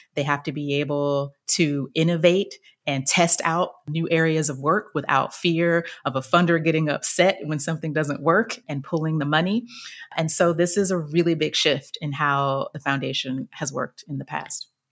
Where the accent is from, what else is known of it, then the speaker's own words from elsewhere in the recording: Chattanooga, Tennessee, United States; moved away; I ended up working in local government in my hometown of Chattanooga, Tennessee